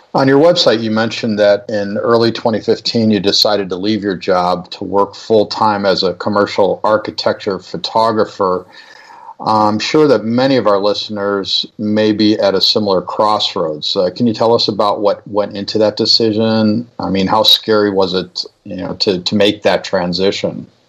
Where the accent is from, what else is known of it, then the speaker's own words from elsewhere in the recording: Chicago, Illinois, United States; I'm from Chicago